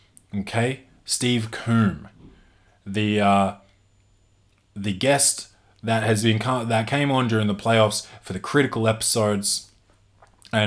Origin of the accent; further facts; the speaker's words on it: Adelaide, South Australia, Australia; I'm from Adelaide. I'm in Adelaide